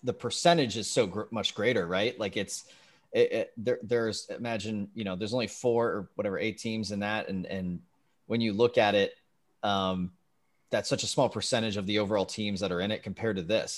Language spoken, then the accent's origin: English; California, United States; I was growing up in California